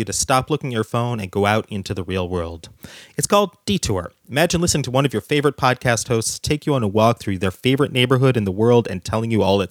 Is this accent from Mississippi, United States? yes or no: no; Oregon, United States; I grew up in Oregon